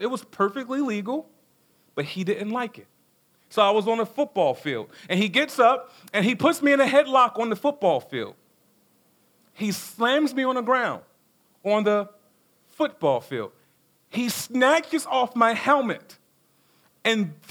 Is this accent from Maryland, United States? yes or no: yes; Baltimore, Maryland, United States; I grew up in South Baltimore